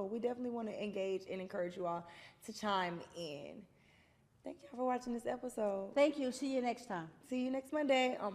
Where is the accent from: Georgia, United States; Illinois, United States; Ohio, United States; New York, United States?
Georgia, United States; Atlanta; I'm from Atlanta.